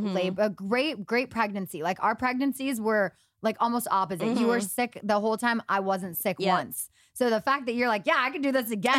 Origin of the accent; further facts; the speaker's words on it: Los Angeles, California, United States; I've been here my whole life.